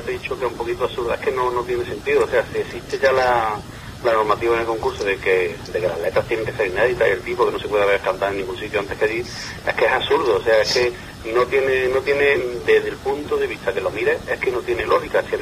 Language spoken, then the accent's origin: Spanish; Córdoba, Andalusia, Spain; nosotros no somos de Cádiz. Estamos de fuera, yo soy de Córdoba concretamente